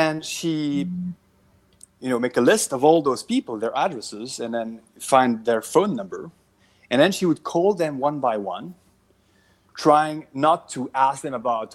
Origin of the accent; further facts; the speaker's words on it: Belgium; moved away as an adult; now in Southern California, United States; I'm from Belgium originally